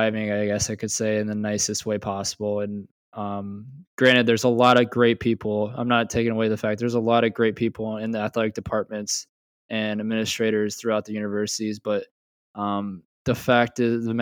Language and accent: English; Marion, Iowa, United States; I grew up in Marion, which is 25-30 minutes away